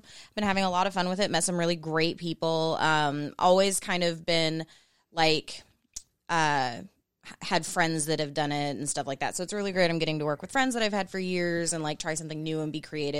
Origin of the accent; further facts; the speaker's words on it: Florida, United States; also born or lived in Portland, Oregon; now in Las Vegas, United States; I'm from Florida. I lived in Portland for 2 years. Now I'm in Vegas.